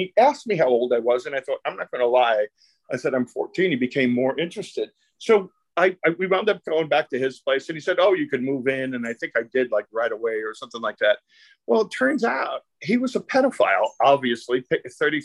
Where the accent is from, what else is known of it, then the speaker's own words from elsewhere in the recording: New York City, New York, United States; I grew up in Brooklyn. It was an Italian and Jewish neighborhood